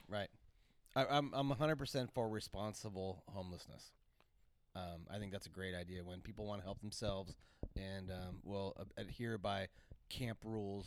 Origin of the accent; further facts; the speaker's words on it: Santa Cruz, California, United States; when I was growing up in Santa Cruz, you could have a service oriented job